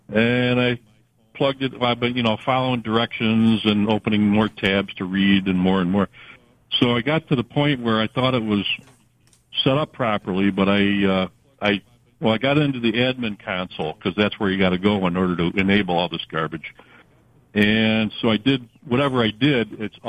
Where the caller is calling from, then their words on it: Canandaigua, New York, United States; Well, I'm actually calling from Google Workspace Hell, but I live in Canandaigua.